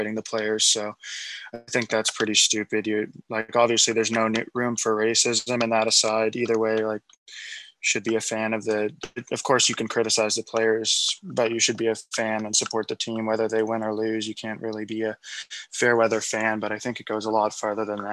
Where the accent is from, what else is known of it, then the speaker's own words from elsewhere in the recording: Scotland, United Kingdom; I'm not English. I'm Scottish.